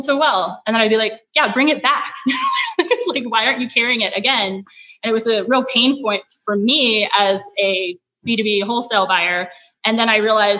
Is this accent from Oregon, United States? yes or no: yes; Oregon, United States; moved away as an adult; also born or lived in Wellesley, Massachusetts / San Francisco; I'm originally from Oregon.